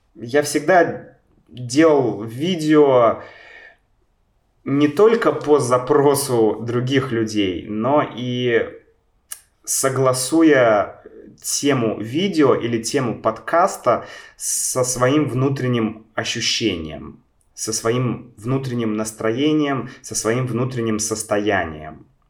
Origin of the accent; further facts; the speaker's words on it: Saint Petersburg, Russia; Я родился в Санкт-Петербурге